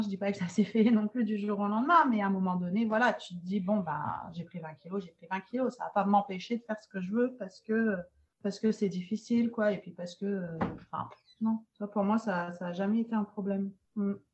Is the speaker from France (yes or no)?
yes; France; moved away as an adult; also born or lived in Montreal, Canada / Nice, France; je suis française d'origine